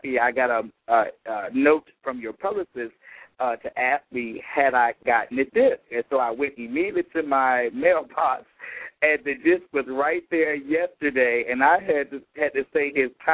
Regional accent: Petersburg, Virginia, United States; my hometown of Petersburg, Virginia, where I'm from

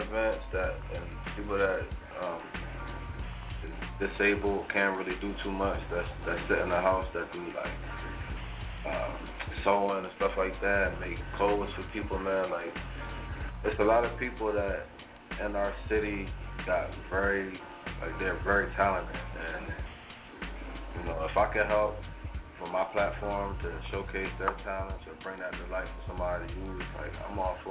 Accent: New Jersey, United States; even though I'm not from Philly, you know, I got plenty of family that live out here, so this is my second home. We right across the bridge

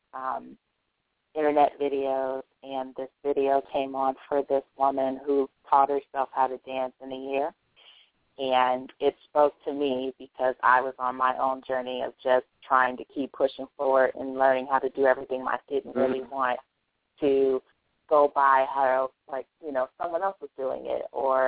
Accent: Bay Area, California, United States; I live in California. I'm from the Bay Area

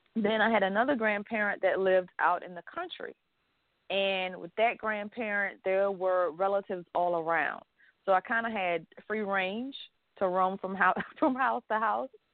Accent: the South, United States; I grew up in the South

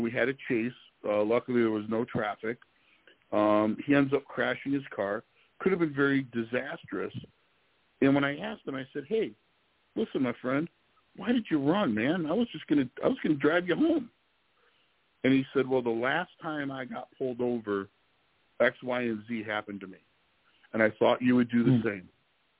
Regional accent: Detroit, Michigan, United States; moved away as an adult; also born or lived in South Carolina; I'm from the Detroit area, grew up here, ended up in South Carolina, did a few things. I'm back here

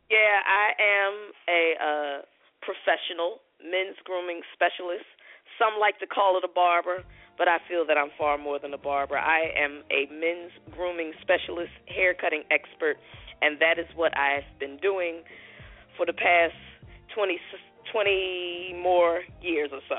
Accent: Philadelphia, Pennsylvania, United States; now in Clayton County, United States; I'm from Philly. So I moved here like 4 years ago.

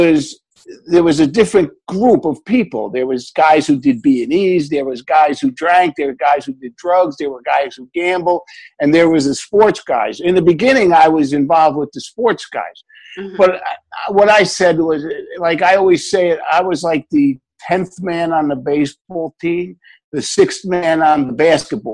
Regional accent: Newark, New Jersey, United States; I lived in Newark, New Jersey

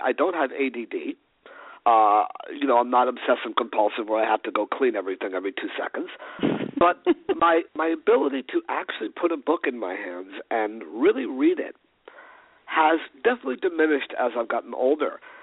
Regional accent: New York City, New York, United States; also born or lived in Los Angeles; growing up in New York City in the early 80s

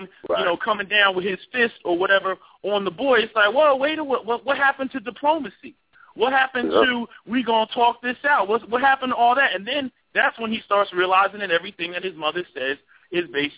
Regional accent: New Jersey, United States; now in Philadelphia, United States; I'm originally from Jersey

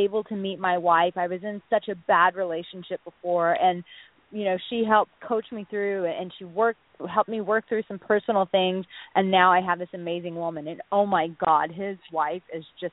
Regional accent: Texas, United States; I'm from Texas

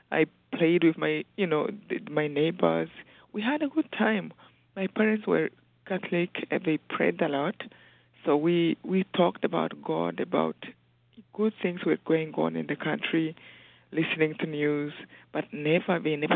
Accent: Mataba, Rwanda; I grew up in Rwanda in a small village called Mataba around a lake, a huge lake.

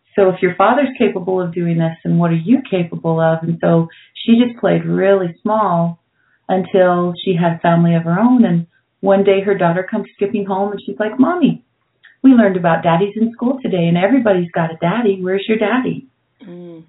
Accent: Brigham City, Utah, United States; moved away; also born or lived in Denver, Colorado; I grew up Catholic in Brigham City, Utah

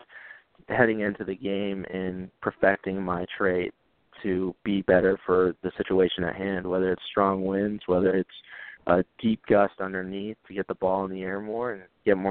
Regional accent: Gibsonia, Pennsylvania, United States; I was born and raised in Gibsonia, Pennsylvania, and I went to a little school called Mars

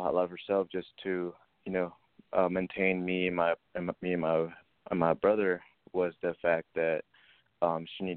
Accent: Peru; now in Virginia, United States; I was actually born in Peru

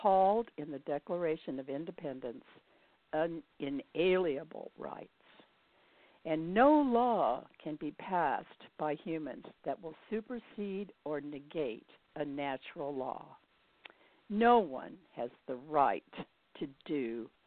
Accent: Indianapolis, Indiana, United States; moved away; I'm from Indianapolis originally

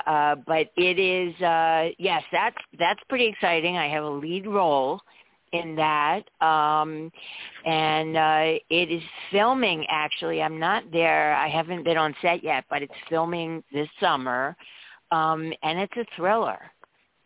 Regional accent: New Jersey, United States; now in Maryland, United States; I was originally from New Jersey. I live in Maryland now, but I'm bi-coastal.

